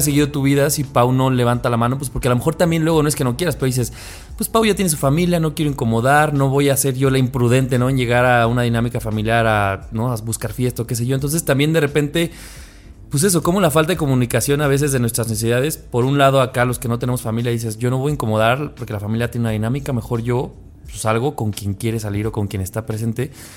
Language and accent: Spanish; Cuautitlán Izcalli, State of Mexico, Mexico; moved away; soy del Estado de México, soy de Izcali